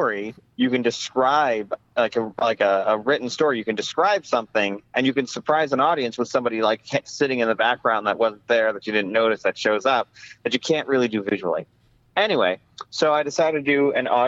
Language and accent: English; Arizona, United States; also born or lived in New York; I grew up mostly in Arizona, and I've been here for like almost 30 years now, and I'm only 35